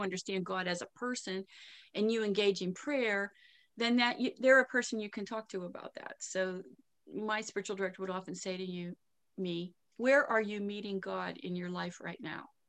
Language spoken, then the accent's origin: English; Pittsburgh, Pennsylvania, United States; accent: Pittsburgh; moved away as an adult; also born or lived in Lakewood, Ohio; my accent's from Pittsburgh